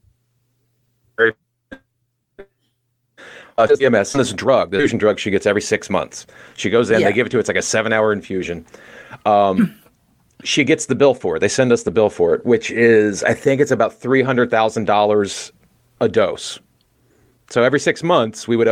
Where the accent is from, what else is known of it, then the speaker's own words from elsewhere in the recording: United States; I'm an American